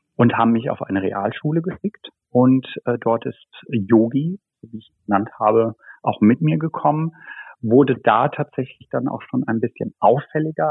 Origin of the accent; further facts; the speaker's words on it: Baunatal, Hesse, Germany; moved away; geboren und aufgewachsen in Nordhessen, genauer gesagt Baunatal, Rengershausen